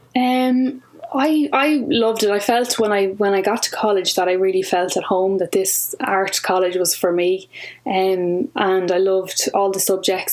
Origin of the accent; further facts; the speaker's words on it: County Kildare, Ireland; I'm from Kildare